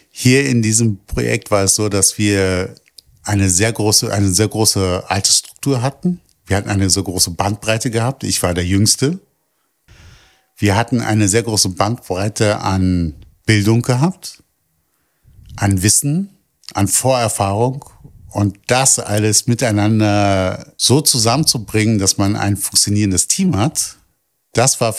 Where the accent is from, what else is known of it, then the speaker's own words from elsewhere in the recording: Berlin, Germany; Ich bin aus, in Kreuzberg geboren und aufgewachsen.